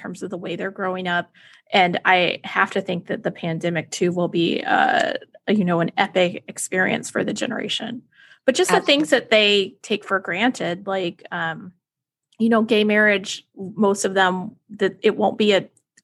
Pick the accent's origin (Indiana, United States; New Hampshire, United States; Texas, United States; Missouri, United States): Texas, United States; tornado drills in Texas for me